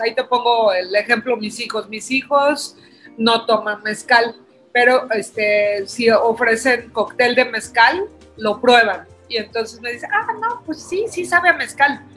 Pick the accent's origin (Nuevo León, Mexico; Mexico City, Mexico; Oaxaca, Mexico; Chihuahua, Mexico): Oaxaca, Mexico; como todo oaxaqueño